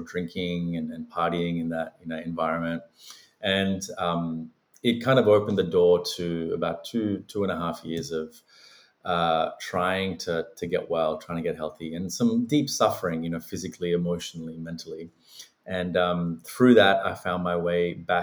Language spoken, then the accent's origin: English; Australia; also born or lived in Sri Lanka / Los Angeles, United States; I was born in Sri Lanka, migrated to Australia when I was a very small child